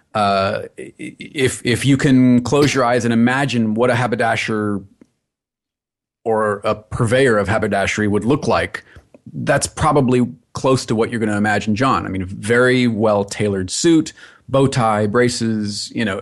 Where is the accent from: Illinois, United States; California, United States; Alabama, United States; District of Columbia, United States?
California, United States; Los Angeles